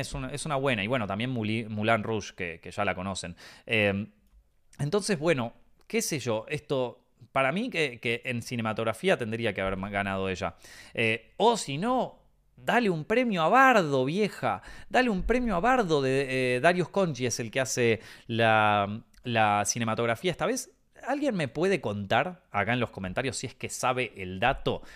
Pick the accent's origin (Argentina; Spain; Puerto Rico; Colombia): Argentina; como argentino